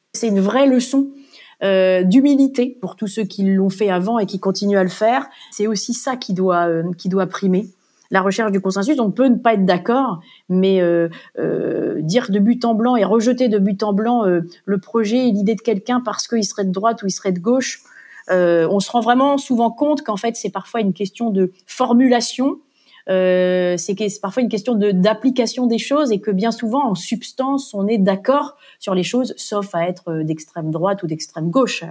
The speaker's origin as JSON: {"language": "French", "region": "Normandy", "country": "France", "tie": "born or raised there", "also_born_or_lived": "Bristol, United Kingdom / Brussels, Belgium", "moved": "as an adult", "said": "Je suis originaire de la Normandie"}